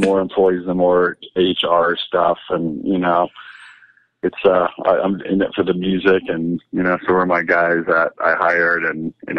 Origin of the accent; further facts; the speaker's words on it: California, United States; also born or lived in Riverside; The upbringing was, grew up in Southern California. I was born in Riverside, lived there for like a year while my dad was in residency. Then we moved to Scripps Ranch outside of San Diego for a few years.